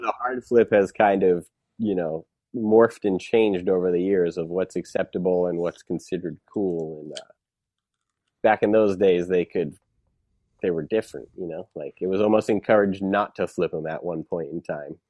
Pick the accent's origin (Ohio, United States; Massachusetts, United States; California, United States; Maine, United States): Massachusetts, United States; Waltham; also born or lived in Southborough, Massachusetts; that's where I lived till I was ten. Um, and then I moved